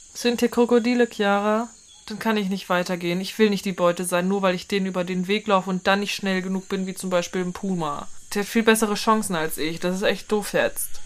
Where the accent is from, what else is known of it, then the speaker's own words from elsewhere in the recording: Northern Germany, Germany; bei uns in Norddeutschland